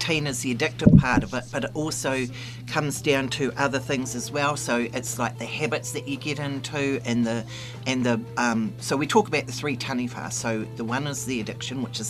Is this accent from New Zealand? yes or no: yes; Marlborough, New Zealand; moved away; I was brought up in the Mighty Marlborough area